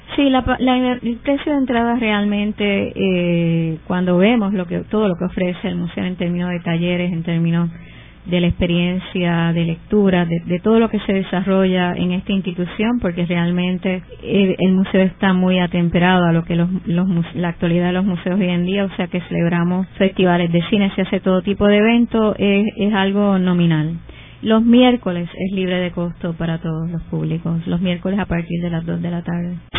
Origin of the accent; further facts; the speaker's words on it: Puerto Rico; como puertorriqueñas